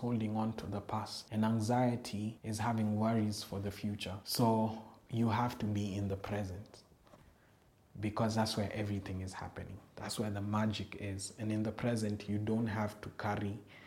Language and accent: English; Nairobi, Kenya; I'm from Eastlands